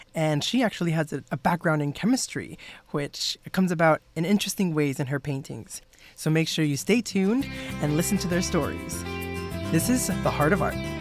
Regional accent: South Texas, United States; I'm from South Texas

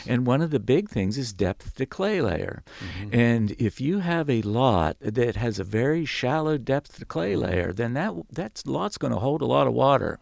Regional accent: West Virginia, United States; I grew up in West Virginia

